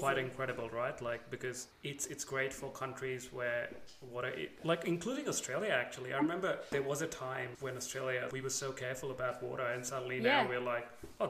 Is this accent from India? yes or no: yes; India; I was born and brought up in India